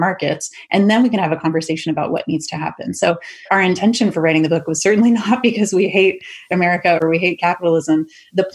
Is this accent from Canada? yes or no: yes; Canada; now in United States; I'm Canadian